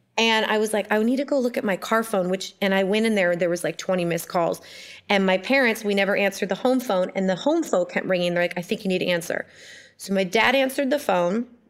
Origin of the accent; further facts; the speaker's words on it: Ojai, California, United States; I was born in Ojai, California